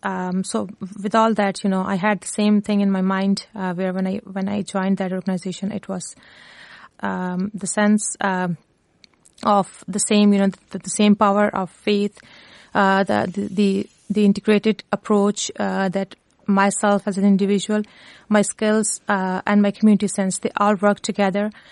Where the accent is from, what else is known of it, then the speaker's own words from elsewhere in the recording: Lahore, Punjab, Pakistan; moved away as an adult; now in Cork, Ireland; originally I'm from Pakistan um, and one of the urban city of Pakistan that is Lahore, Punjab.